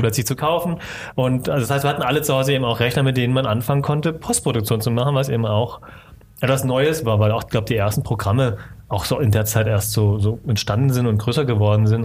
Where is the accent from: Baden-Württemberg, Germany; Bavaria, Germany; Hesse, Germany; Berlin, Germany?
Baden-Württemberg, Germany; Stuttgart; Stuttgart geboren und auch aufgewachsen in der Gegend dort unten